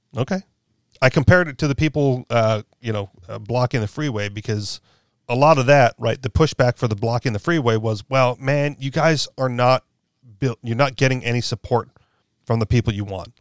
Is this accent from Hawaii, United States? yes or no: yes; Hawaii, United States; moved away as an adult; now in New Hampshire, United States; as much as I was from Hawaii